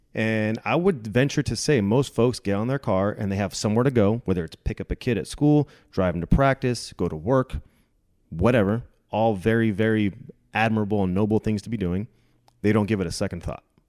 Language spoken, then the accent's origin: English; California, United States; born or raised there; moved away as an adult; now in Dallas, United States